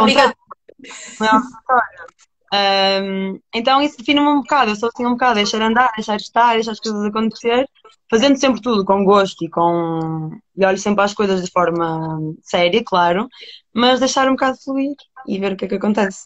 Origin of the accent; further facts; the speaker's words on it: Porto, Norte, Portugal; Estou em Portugal, estou no Porto, isto é a minha terra.